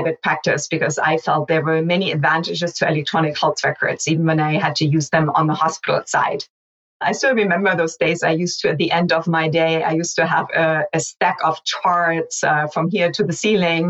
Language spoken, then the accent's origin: English; Hamburg, Germany; moved away as an adult; also born or lived in mountainous region of Germany; now in United States; I grew up in Germany through my early 20s, and then I emigrated to the United States after I finished medical school